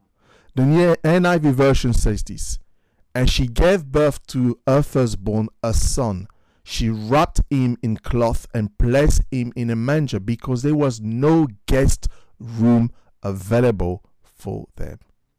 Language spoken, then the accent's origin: English; Paris, Île-de-France, France; now in United Kingdom; growing up in Paris, before I became a Christian